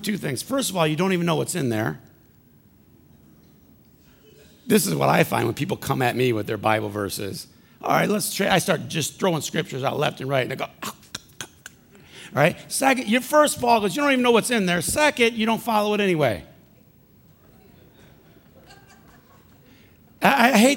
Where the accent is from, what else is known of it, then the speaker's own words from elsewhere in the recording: Flint, Michigan, United States; I'm from Flint.